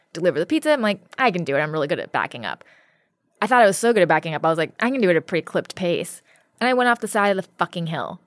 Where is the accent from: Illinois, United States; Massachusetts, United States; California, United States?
California, United States; Ojai; I grew up in Ojai